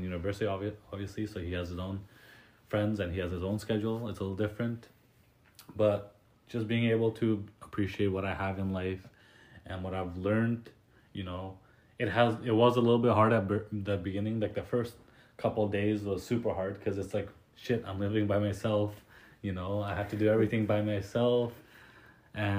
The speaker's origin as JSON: {"language": "English", "country": "United States", "tie": "born or raised there", "moved": "yes", "lives_now": "Canada", "said": "Growing up in the States"}